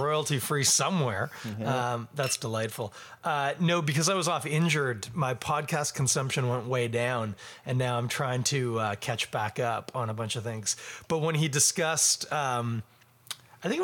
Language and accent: English; Ontario, Canada; I'm from Ontario.